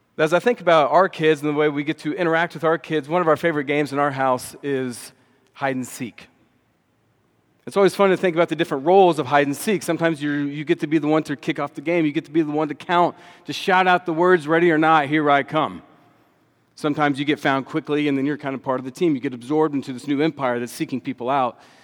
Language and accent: English; Austin, Texas, United States; also born or lived in Dallas, Texas; I grew up in Austin, Texas, came to faith at about age ten or eleven